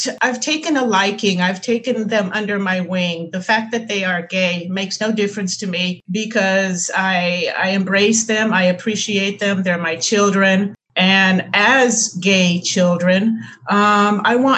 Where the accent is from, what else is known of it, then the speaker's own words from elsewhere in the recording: Recife, Pernambuco, Brazil; I'm from Recife.